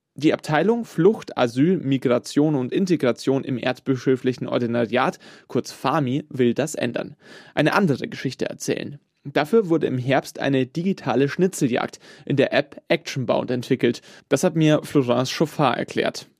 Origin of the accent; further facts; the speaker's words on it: Munich, Bavaria, Germany; als geborener Münchner